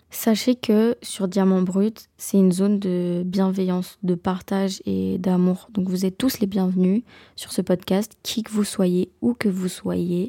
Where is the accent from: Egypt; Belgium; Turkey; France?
Belgium; Je suis belge